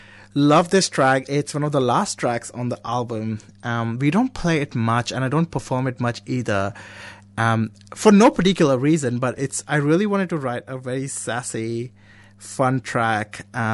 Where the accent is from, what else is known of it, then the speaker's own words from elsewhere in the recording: India; first language Konkani; English is a second language; They're all Indian, except for English. So Konkani, which is my mother tongue. I speak Marathi and Hindi. I speak Kannada. And then English, that's five.